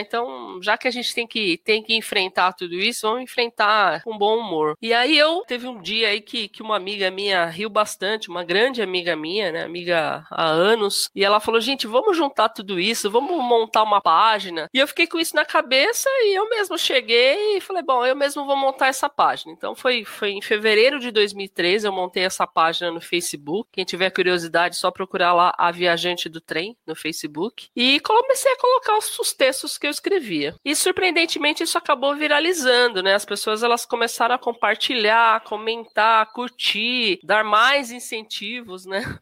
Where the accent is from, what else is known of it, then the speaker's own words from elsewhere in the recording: Suzano, São Paulo, Brazil; moro aqui em Suzano há mais de 40 anos, então praticamente é a minha cidade natal